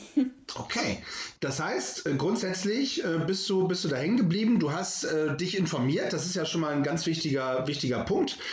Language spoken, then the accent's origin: German; the North, Northern Germany, Germany; hier bei uns im Norden